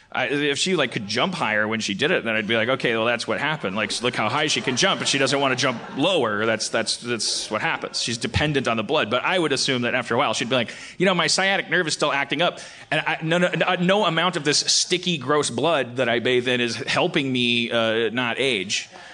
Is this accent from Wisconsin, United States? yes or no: yes; Milwaukee, Wisconsin, United States; now in California, United States; I was born in Milwaukee